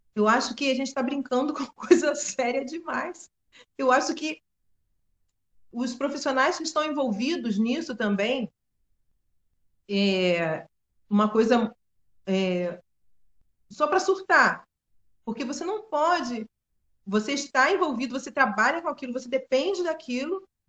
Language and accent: Portuguese; Maricá, Rio de Janeiro, Brazil; Minha terra